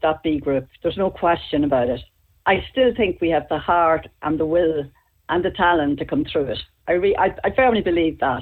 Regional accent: Dundalk, County Louth, Ireland; it's poor now in my hometown at this moment in time

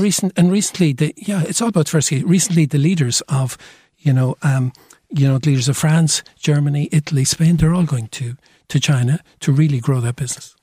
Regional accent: Cork, Munster, Ireland; I feel very Cork today. I'm from Cork

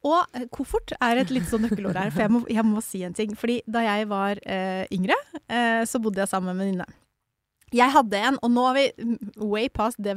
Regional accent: Mysen, Østfold, Norway; jeg er jo fra Mysen

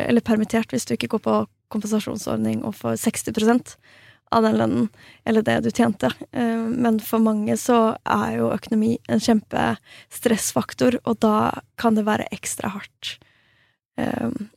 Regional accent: Norway; moved away as an adult; also born or lived in Stockholm, Sweden; now in Falun, Sweden; jeg er svensk statsborger, men er, eh, har oppvokst og liksom bodd hele livet mitt i Norge

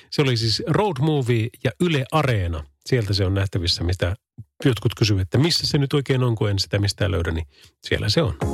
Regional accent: Kuopio, North Savo, Finland; Minä olen Kuopiosta päin kotosi.

